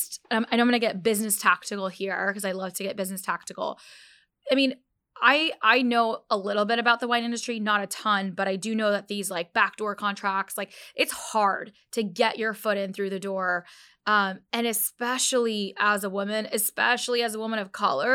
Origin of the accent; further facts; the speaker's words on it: United States; I'm a Pakistani Muslim. I didn't identify with being a Pakistani until literally it was in my late 20s, and, you know, almost after I became a mother, because I grew up, you know, that I had to almost hide being a Muslim in America